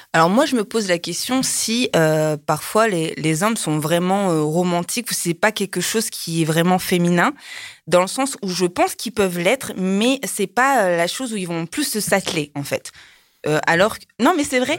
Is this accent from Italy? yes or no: no; France; moved away; also born or lived in Japan; je suis française